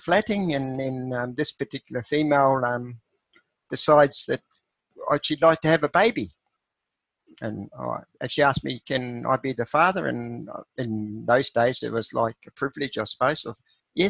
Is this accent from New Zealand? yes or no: yes; New Zealand; moved away; also born or lived in Australia; I left the farm at age 15, a dairy farm where I was brought up in New Zealand